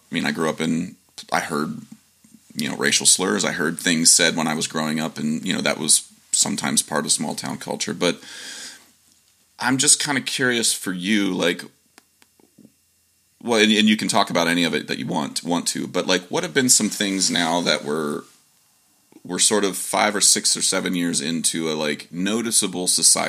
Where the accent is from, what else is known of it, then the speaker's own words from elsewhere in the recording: Humboldt County, California, United States; I'm from Humboldt. Yeah. I'm from Humboldt County. That's like way north and it's all farms